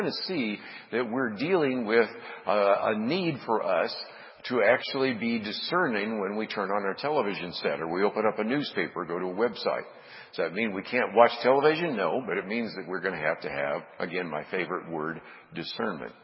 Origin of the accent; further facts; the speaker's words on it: Berkeley, California, United States; I grew up in the San Francisco Bay Area in Berkeley